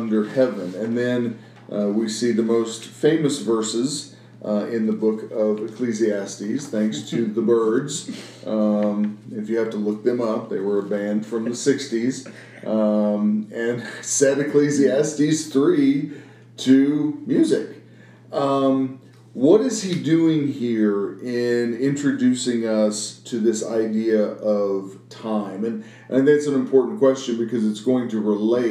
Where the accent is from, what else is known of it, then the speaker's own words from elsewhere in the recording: Midwest, United States; I grew up in the Midwest